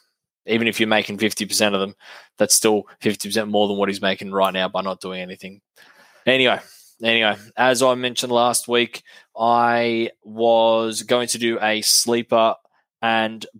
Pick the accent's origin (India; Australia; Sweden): Australia; being an Aussie